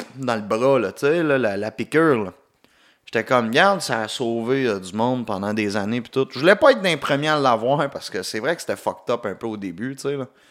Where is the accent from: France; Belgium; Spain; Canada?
Canada; Quebec; accent: Québécois; mon accent québécois